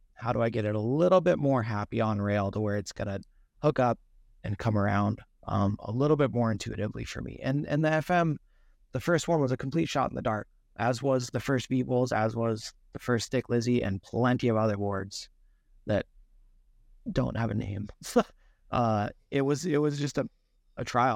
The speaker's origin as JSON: {"language": "English", "town": "Seattle", "region": "Washington", "country": "United States", "tie": "born or raised there", "said": "I grew up in Seattle"}